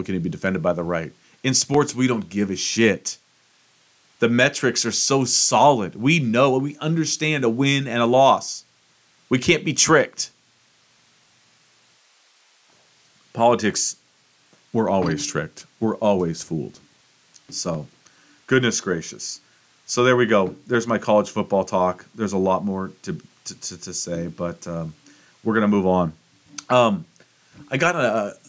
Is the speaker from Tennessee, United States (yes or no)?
yes; Tennessee, United States; my home state, Tennessee